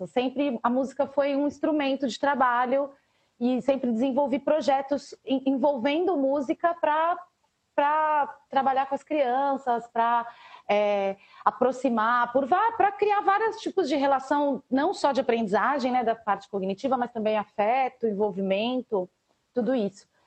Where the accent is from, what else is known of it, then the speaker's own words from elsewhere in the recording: São Paulo, Brazil; venho de uma família muito musical, de um meio muito musical, cresci aqui na periferia, na Zona Sul de São Paulo